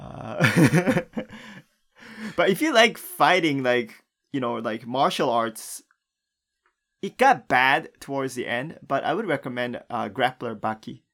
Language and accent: English; Japan; growing up in Japan